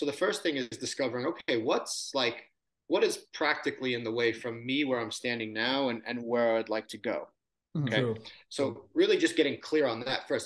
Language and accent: English; Long Island, New York, United States; now in San Diego, United States; I grew up on Long Island, and tough middle-class working family